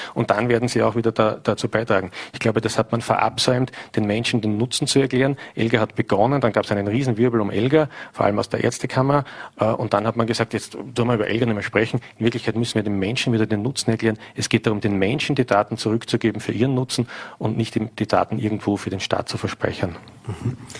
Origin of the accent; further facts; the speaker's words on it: St. Pölten, Lower Austria, Austria; In meiner Heimatstadt St. Pölten